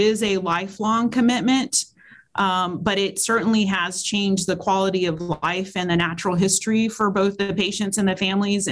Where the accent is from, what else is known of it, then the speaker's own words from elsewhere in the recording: Texas, United States; now in South Carolina, United States; my home state of Texas